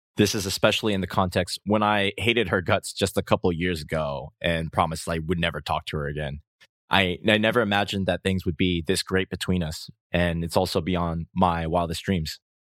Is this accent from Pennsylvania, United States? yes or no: no; Rhode Island, United States; moved away as an adult; now in South Korea; my hometown in Rhode Island, U S